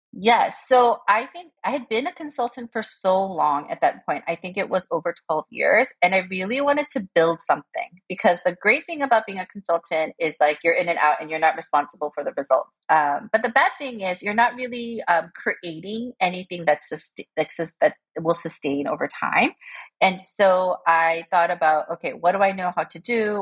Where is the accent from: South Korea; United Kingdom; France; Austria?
South Korea; moved away as an adult; also born or lived in United States / New York; I was born in Korea and uh, we uh, immigrated unsuccessfully to the US because we immigrated when I was six and then we went back when I was 11. And um, I grew up um, for the rest of my uh, um, academic life, like in Korea until university.